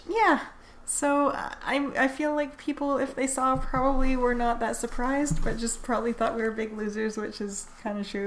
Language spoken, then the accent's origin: English; Canada; I'm a Canadian lesbian